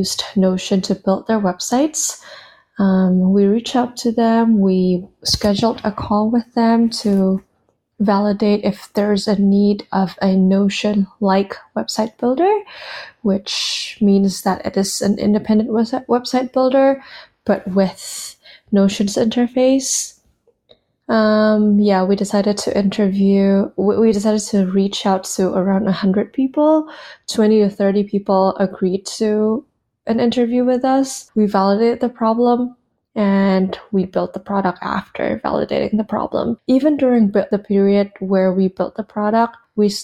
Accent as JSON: {"language": "English", "country": "Indonesia", "tie": "born or raised there", "moved": "as an adult", "lives_now": "United States"}